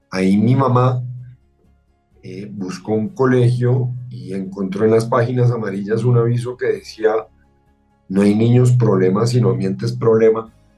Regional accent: Colombia; durante gran parte de mi infancia lo más raro en Colombia era un turista

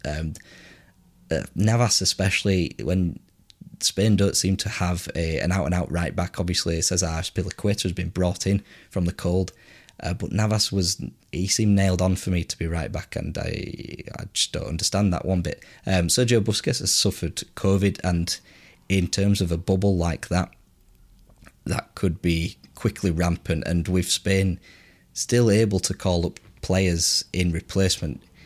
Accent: England, United Kingdom; as you can tell by my voice, I'm English

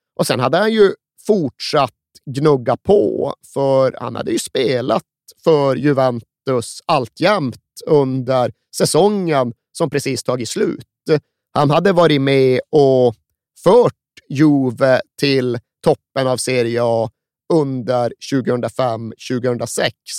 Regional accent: Sweden; som svensk är ju ryggmärgsreflexen att vifta bort dem

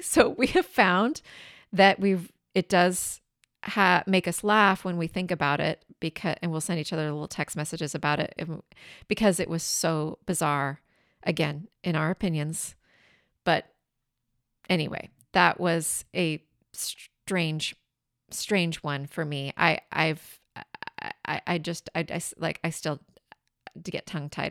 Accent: southeastern Washington, United States; moved away; my hometown is in southeastern Washington.

